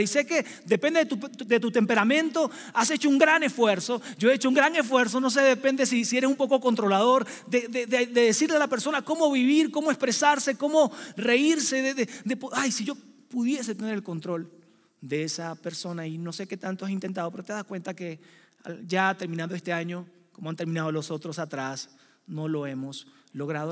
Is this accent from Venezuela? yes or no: yes; Venezuela; now in Mexico City, Mexico; soy venezolano